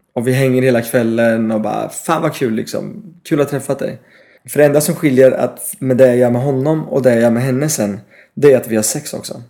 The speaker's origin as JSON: {"language": "Swedish", "town": "Paris", "region": "Île-de-France", "country": "France", "also_born_or_lived": "United Kingdom / Malmö, Sweden / Östergötland, Sweden / Norway", "second_language": "Swedish", "moved": "yes", "lives_now": "Stockholm, Sweden", "said": "Jag är halvfransk, halvbritt."}